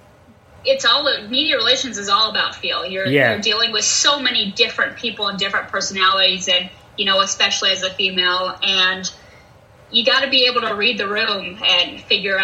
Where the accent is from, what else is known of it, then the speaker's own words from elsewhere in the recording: Utah, United States; moved away as an adult; now in Des Moines, United States; I'm originally from Utah